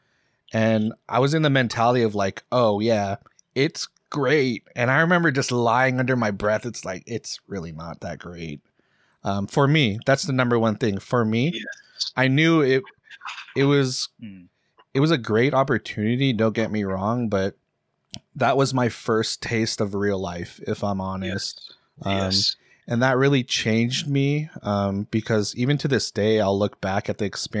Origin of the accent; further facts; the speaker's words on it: Seattle, Washington, United States; growing up in Seattle, especially in the fucking burbs